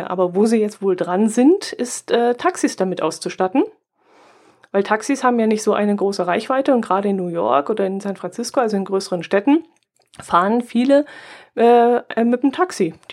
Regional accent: Bavaria, Germany; Der ist ja bei uns im Allgäu erfunden worden.

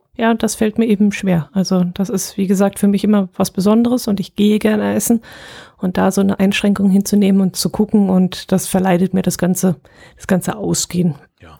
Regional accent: Allgäu, Germany; wir sind Allgäuer

